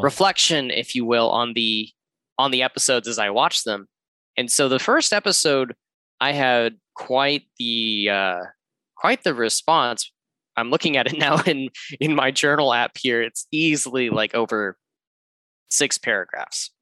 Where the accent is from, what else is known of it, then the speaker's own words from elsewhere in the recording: Georgia, United States; moved away as an adult; also born or lived in San Fernando Valley, California; now in Los Angeles, United States; I am from the East Coast, the lovely southern state of Georgia